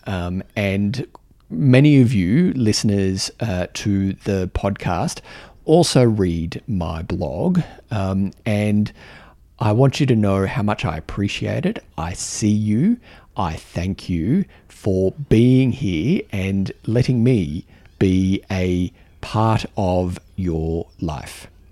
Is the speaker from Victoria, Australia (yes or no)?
no; Canberra, Australian Capital Territory, Australia; my home, my home city, um, where I knew how things worked.